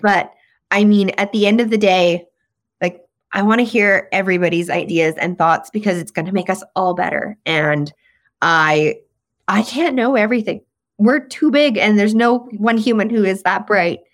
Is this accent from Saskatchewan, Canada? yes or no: yes; Saskatchewan, Canada; accent: Saskatchewan slang; moved away; I'm from Saskatchewan, and especially you give me a whiskey or two, that Saskatchewan f, slang is really gonna start coming out in my vernacular, even though I've been gone for